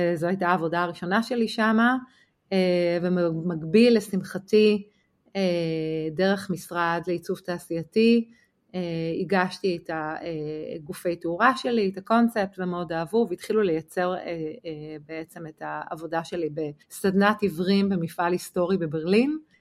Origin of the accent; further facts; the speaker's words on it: Israel; also born or lived in Berlin, Germany; החורפים הקרים והמרחק מהמשפחה היו לי באמת קשים, אה, ולגמרי התחלתי אה, לפנטז על לחזור לארץ